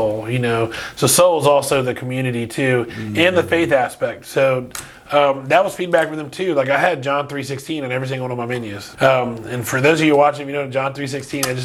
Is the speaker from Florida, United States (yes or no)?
yes; Umatilla, Florida, United States; also born or lived in Miami, Florida; a Cuban kid coming up from Miami and moving into the Scrubs was a huge, huge eye opener